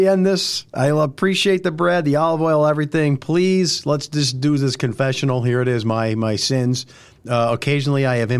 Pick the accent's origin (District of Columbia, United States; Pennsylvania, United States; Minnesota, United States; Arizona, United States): Pennsylvania, United States; Simpson; now in Chapman Lake, United States; where I grew up in Simpson, I live at Chapman Lake now